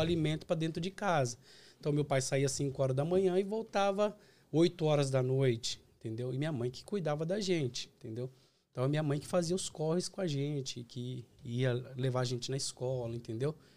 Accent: Osasco, São Paulo, Brazil; moved away as an adult; also born or lived in Bahia; now in United States; Eu sou da cidade de Osasco. Então eu, eu, eu, nasci em Osasco

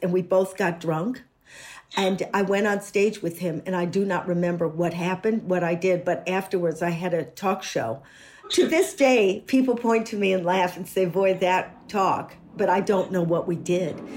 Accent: United States; moved away

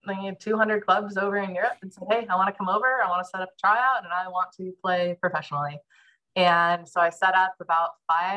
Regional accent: Santa Cruz, California, United States; also born or lived in Santa Barbara, California / Denmark / Hawaii; I grew up in Santa Cruz, California

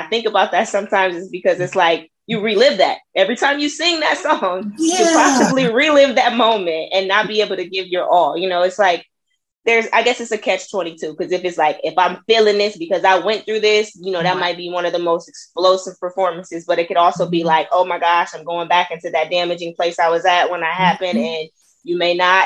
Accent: Peoria, Illinois, United States; moved away as an adult; now in Dallas, United States; I'm from Illinois, you know, Peoria, Illinois. It's a couple hours south of Chicago

